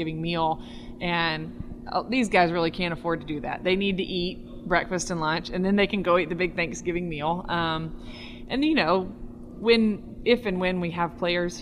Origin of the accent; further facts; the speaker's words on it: the South, United States; I'm from the South